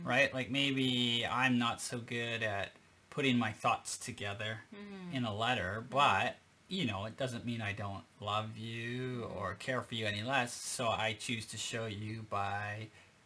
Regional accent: Canada; moved away as an adult; now in Japan; I grew up in Canada

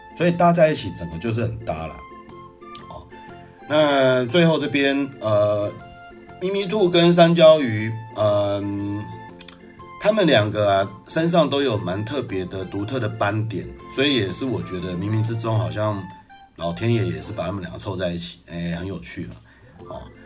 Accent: Yilan, Yilan County, Taiwan; moved away; 在我的老家宜兰那边

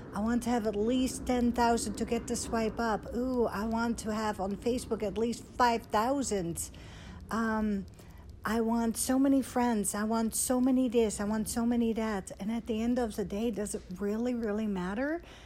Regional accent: Netherlands; now in Dallas, United States; I was born and raised in Holland, um, like 20 minutes from Amsterdam

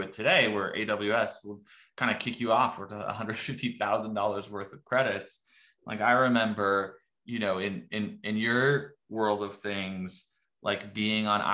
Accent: Morocco; moved away; also born or lived in Texas; I'm originally from Morocco

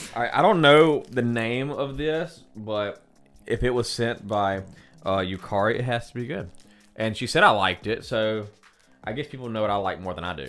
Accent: United States; we're, we're American

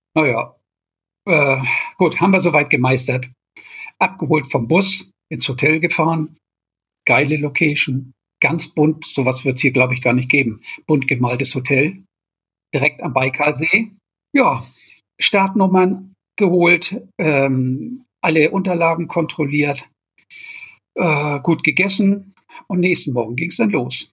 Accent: Germany; als Deutscher

